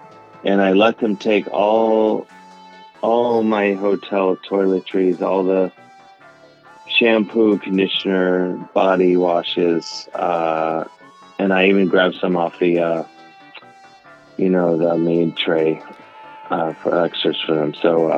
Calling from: New York, United States; I'm in New York, yeah. I just got back. I was in Wisconsin.

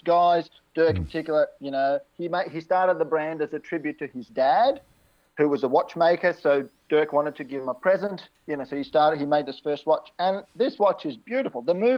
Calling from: Melbourne, Victoria, Australia; I'm down in Melbourne.

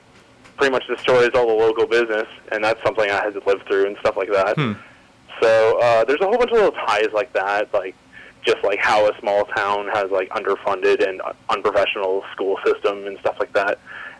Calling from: Saskatoon, Saskatchewan, Canada; Hi, this is … from Saskatoon, Saskatchewan, Canada.

